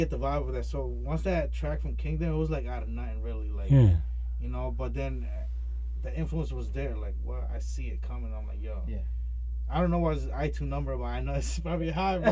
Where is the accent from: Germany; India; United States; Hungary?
United States; Portland, Maine; I'm Spanish, I'm Latino, but I was born and raised in Portland, Maine